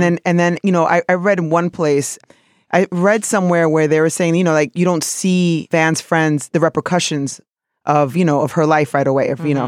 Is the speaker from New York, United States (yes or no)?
yes; New York City, New York, United States; also born or lived in South of the Dominican Republic; somebody from New York City who's Dominican